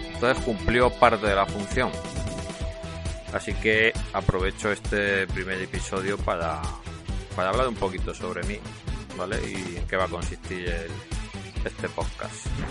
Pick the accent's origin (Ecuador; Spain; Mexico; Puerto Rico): Spain; Cartagena, Region of Murcia; accent: Cartagena; moved away; yo nací en Cartagena, entonces algo de acento se me notará, aunque llevo ya media vida fuera de Cartagena